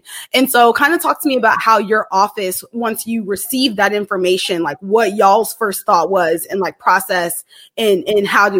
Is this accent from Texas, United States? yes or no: yes; Dallas, Texas, United States; I'm originally from Dallas. I completely identify with the heart always being in Texas. You know, as Texans, we have a lot of state pride.